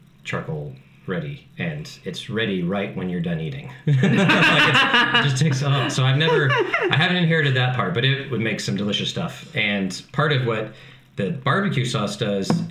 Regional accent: Texas, United States; I was raised in Texas

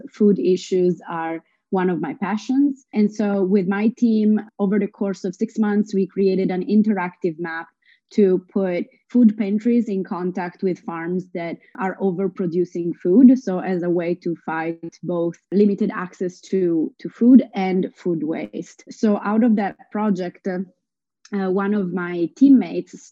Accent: Italy; moved away as an adult; now in New York, United States; I come from Italy. I'm half Italian and half Lebanese. I moved to New York in 2014

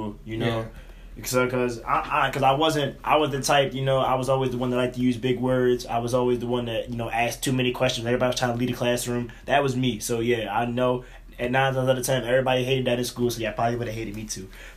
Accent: Philadelphia, Pennsylvania, United States; growing up in Philadelphia, it's different

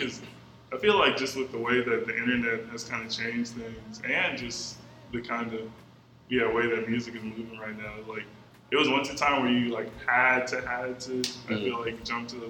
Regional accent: Atlanta, Georgia, United States; born or raised there; also born or lived in Warner Robins, Georgia / Connecticut

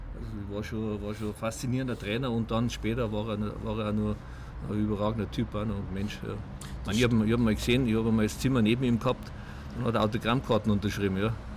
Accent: Munich, Bavaria, Germany; ich bin ja 500 Meter hier aufgewachsen in Obergiesing

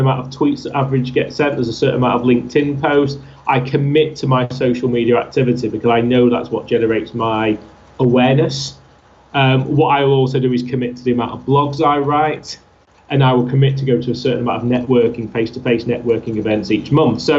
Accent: Altrincham, North West England, United Kingdom; my hometown of Altrincham

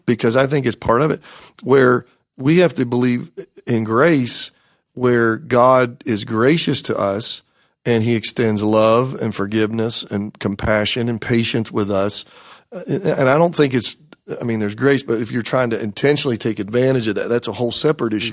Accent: Greenville, South Carolina, United States; I grew up in the Greenville, South Carolina area, graduated from Malden High School

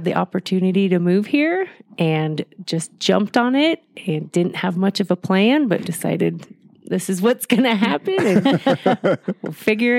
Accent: Southern California, United States; moved away as an adult; also born or lived in Chico, California; now in Mammoth Lakes, United States; growing up in Southern California

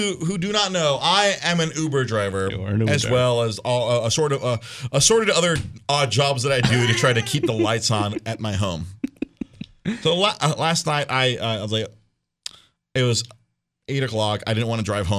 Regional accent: United States; we are Mexican, but we're American born Mexicans.

